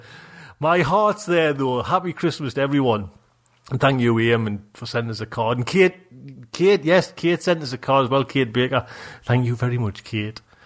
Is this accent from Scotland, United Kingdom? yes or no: no; Geordie, North East England, United Kingdom; accent: Geordie; I'm getting Geordie now